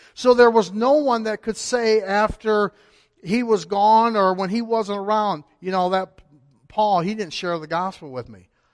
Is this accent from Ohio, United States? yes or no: yes; Cleveland, Ohio, United States; moved away; I was born in Cleveland.